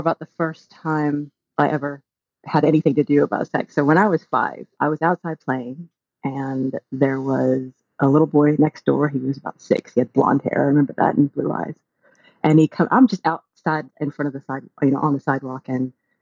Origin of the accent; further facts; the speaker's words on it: Bible Belt, the South, United States; also born or lived in Texas; now in United Kingdom; I grew up in the Bible Belt